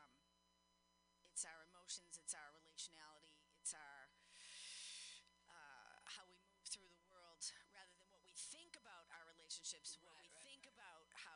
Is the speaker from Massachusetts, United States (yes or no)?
yes; Boston, Massachusetts, United States; I'm from Boston